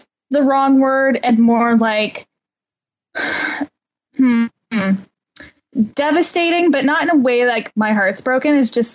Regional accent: Canada; as a Canadian citizen

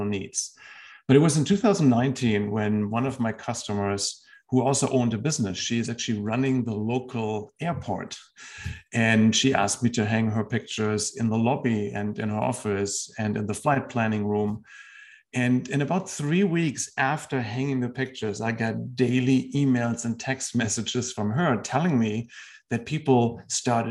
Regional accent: Germany; moved away as an adult; also born or lived in Washington, D.C. / Texas / California / Tennessee; now in United States; I spent the first 30 years of my life in Germany.

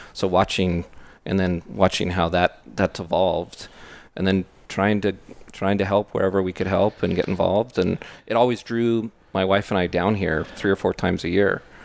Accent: Bay Area, California, United States; moved away as an adult; we grew up in the Bay Area

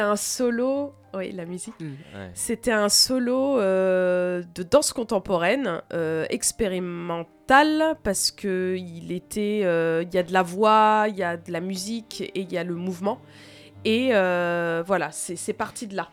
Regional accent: Tours, Centre-Val de Loire, France; now in Angers, France; Je suis née à Tours

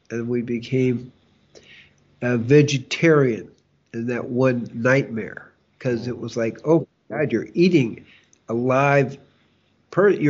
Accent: Chicago, Illinois, United States; well growing up in Chicago

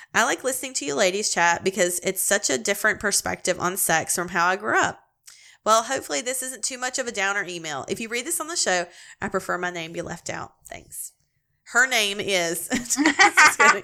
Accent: East Tennessee, United States; moved away as an adult; also born or lived in Louisiana; I'm a Southern girl. I was born and raised in East Tennessee

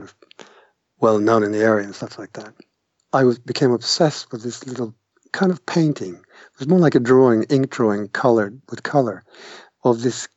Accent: Trondheim, Trøndelag, Norway; English is a second language; moved away; also born or lived in Canada / United Kingdom; I grew up in Trondheim, this is in Norway

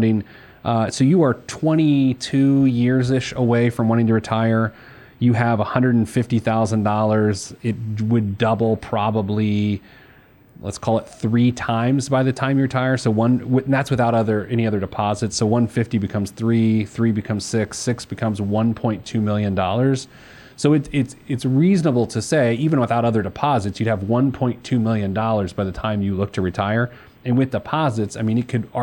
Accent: Midwest, United States; as a Midwesterner

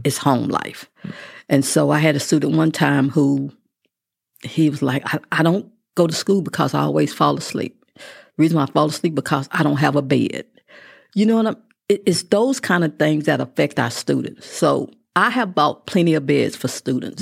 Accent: Midland, Texas, United States; also born or lived in Mineral Wells, Texas; I was born in Mineral Wells, but I went to middle school and high school in Midland

